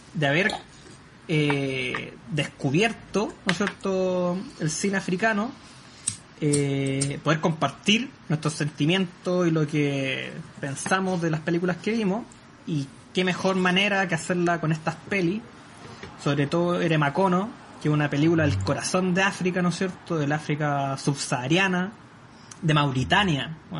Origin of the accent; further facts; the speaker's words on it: Maule, Chile; Soy de la región del Maule hacia la costa.